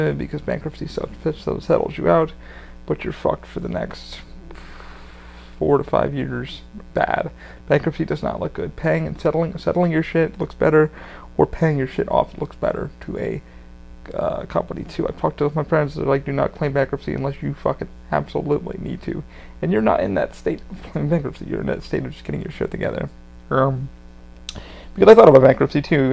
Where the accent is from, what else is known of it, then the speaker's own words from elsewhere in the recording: New York, United States; I'm from New York